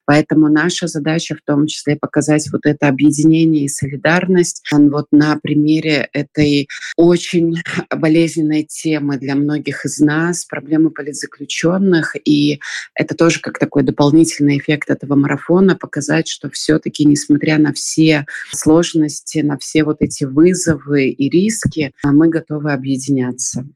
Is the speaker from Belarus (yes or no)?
yes; Belarus; moved away as an adult; мы из Беларуси